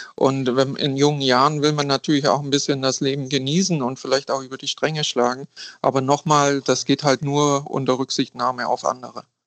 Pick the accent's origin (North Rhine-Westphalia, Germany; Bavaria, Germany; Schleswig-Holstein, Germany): Bavaria, Germany; a small Bavarian-Swabian town, Germany; moved away as an adult; now in Hamburg, Germany; Ich komme aus einer kleinen bayerisch-schwäbischen Kommune. Ich sage immer, äh, ich bin aufgewachsen in einem konservativ-klerikalen Elternhaus